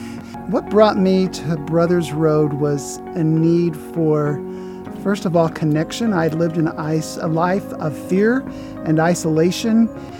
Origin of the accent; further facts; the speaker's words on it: Bakersfield, California, United States; Hi, I'm …, and I'm from Bakersfield, California